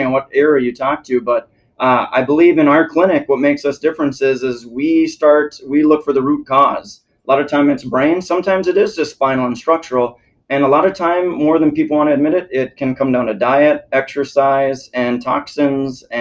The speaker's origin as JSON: {"language": "English", "region": "South Dakota", "country": "United States", "also_born_or_lived": "Minnesota", "moved": "yes", "lives_now": "Naples, United States", "said": "I'm in South Dakota"}